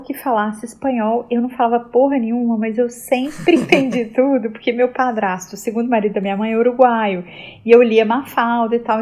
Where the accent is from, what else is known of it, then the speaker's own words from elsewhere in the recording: Belo Horizonte, Minas Gerais, Brazil; also born or lived in Rio de Janeiro; eu nasci no Rio, eu cresci em BH